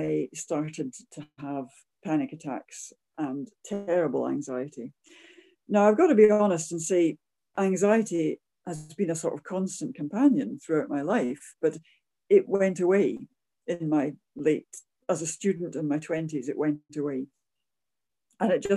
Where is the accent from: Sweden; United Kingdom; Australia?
United Kingdom; near Edinburgh, Scotland; I am obviously a Scot, so I grew up near Edinburgh.